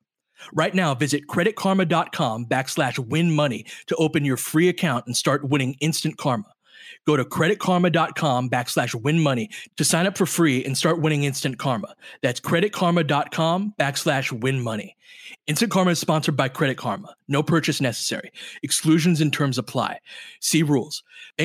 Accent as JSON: {"language": "English", "town": "Littlerock", "region": "California", "country": "United States", "tie": "born or raised there", "said": "I grew up in Little Rock, California, which is as small as it sounds"}